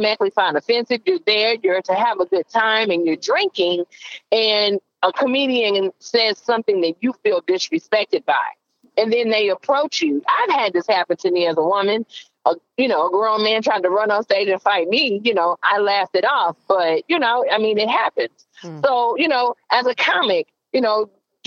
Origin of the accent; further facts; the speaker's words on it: the South, United States; growing up in the South